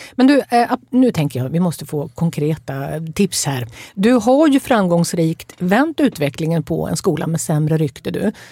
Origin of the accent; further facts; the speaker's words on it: inland Norrland, Sweden; Jag kommer själv från Norrlands inland